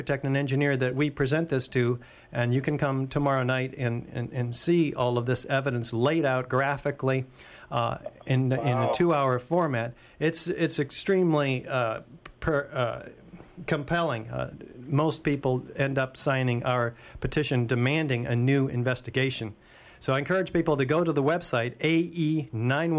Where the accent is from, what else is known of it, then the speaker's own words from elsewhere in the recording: United States; I'm an American